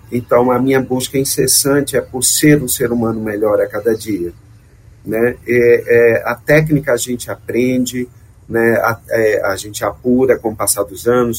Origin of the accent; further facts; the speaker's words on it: Alagoas, Brazil; Eu sou alagoano